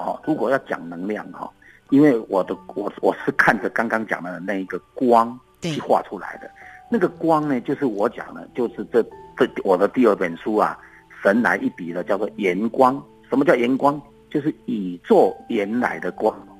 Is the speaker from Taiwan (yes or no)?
yes; Beigang, Yunlin County, Taiwan; 以前我的家乡啊，就住在云林北港